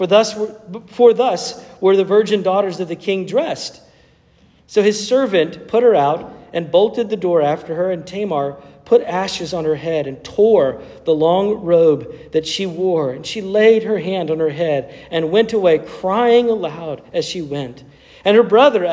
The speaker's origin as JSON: {"language": "English", "region": "North Carolina", "country": "United States", "tie": "born or raised there", "said": "my home state of North Carolina"}